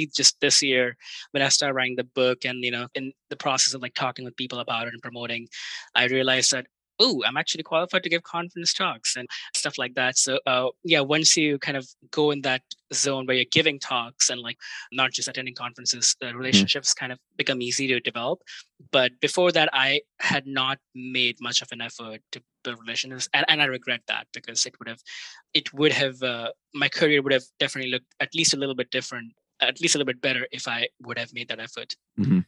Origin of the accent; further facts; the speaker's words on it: India; moved away; I grew up in India and like cricket is like a big sport there